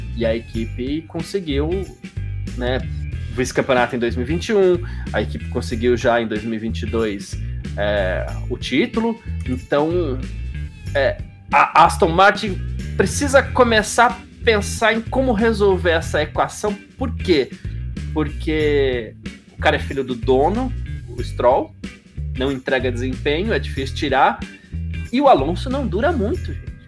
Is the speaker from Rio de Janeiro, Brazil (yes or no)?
no; São Paulo, Brazil; que sou do Bexiga